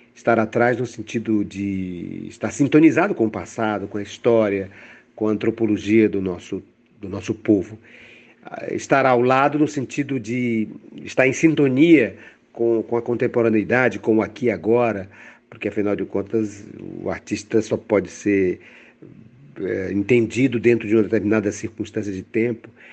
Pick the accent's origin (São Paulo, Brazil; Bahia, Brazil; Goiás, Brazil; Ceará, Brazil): Ceará, Brazil; Fortaleza; eu venho do Ceará, eu venho de Fortaleza